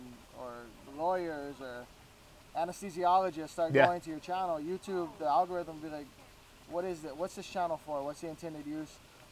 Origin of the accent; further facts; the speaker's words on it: Hawaii, United States; also born or lived in Florida / Bay Area, California; No, I was stationed in the Bay Area. I was born in Florida. I moved to Hawaii mid-childhood.